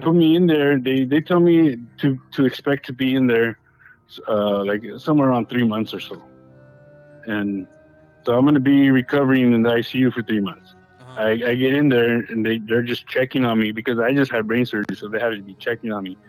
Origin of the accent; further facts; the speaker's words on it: Baldwin Park, California, United States; also born or lived in West Covina; we ended up going to that church when I grew up in Ballin Park